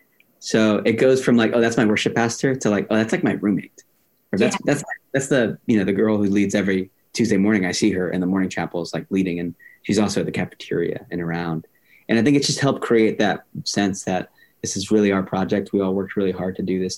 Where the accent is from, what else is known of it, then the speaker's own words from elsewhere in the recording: Miami, Florida, United States; also born or lived in Lakeland, Florida; I'm from Miami. Like, I'm a Latino kid from Miami